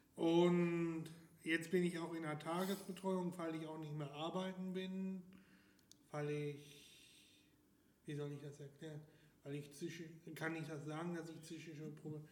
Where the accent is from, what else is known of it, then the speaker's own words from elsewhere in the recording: Hagen, North Rhine-Westphalia, Germany; Ich wurde in Hagen geboren